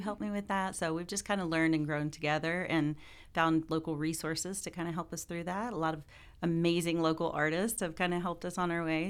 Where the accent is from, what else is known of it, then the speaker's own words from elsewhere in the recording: Columbia, Missouri, United States; from Columbia, Missouri